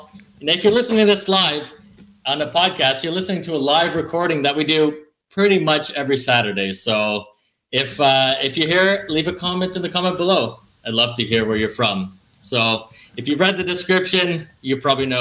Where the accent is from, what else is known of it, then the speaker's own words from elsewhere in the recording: Calgary, Alberta, Canada; Calgary, Alberta, Canada